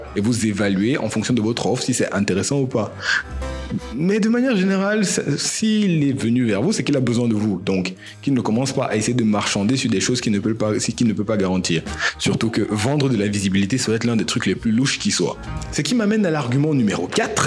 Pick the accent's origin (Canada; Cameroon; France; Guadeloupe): Cameroon; en tant que Camerounais